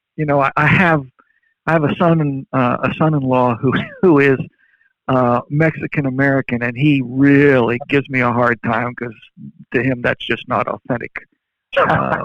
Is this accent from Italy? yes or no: yes; Verona, Veneto, Italy; moved away; I grew up in Verona, Italy.